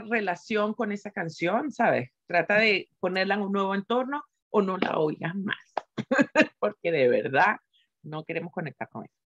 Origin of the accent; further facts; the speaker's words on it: Venezuela; moved away; also born or lived in Spain; me fui a una parte de Venezuela que no recordaba